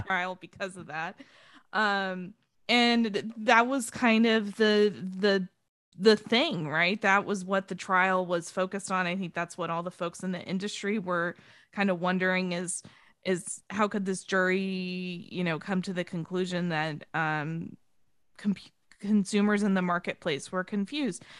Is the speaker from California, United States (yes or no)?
yes; San Diego, California, United States; I'm a San Diegan. I'm from San Diego.